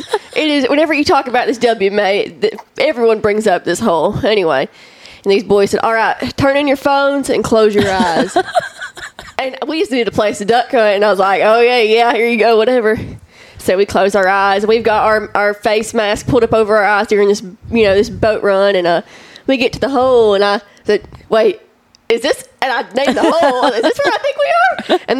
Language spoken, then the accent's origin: English; Piggott, Arkansas, United States; I'm from North Arkansas, but I'm from Piggott. You know, we're the county seat.